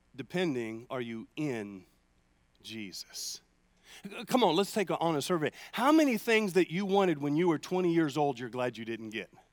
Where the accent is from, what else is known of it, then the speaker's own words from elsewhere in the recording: United States; I'm an American